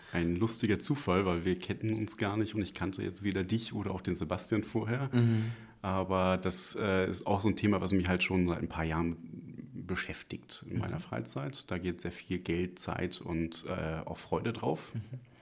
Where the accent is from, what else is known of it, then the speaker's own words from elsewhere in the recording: Lüneburg, Lower Saxony, Germany; now in Salzburg, Austria; Ursprünglich komme ich aus Lüneburg. Das ist eine sehr schöne, kleinere Stadt in der Nähe von Hamburg